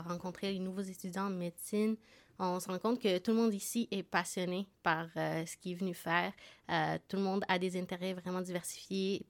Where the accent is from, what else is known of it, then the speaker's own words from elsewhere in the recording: Montreal, Quebec, Canada; moved away as an adult; now in Sherbrooke, Canada; Moi aussi, j'ai déménagé à Sherbrooke. je viens de Montréal